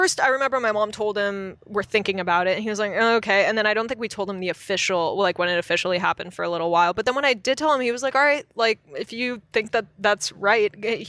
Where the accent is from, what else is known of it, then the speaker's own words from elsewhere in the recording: Los Angeles, California, United States; I grew up near the Beverly Center.